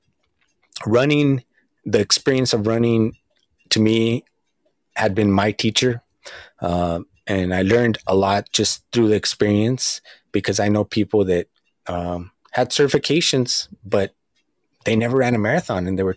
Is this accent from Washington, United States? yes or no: no; Southern California, United States; I'm from Southern California